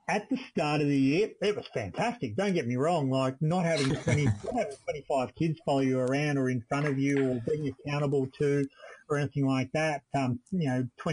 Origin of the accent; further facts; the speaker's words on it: Australia; being Australian